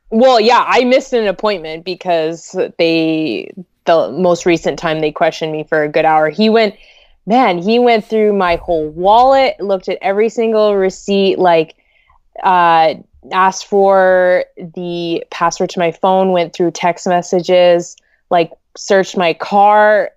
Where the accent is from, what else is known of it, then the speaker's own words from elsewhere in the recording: Vancouver, British Columbia, Canada; I was born here and raised in, like, Greater Vancouver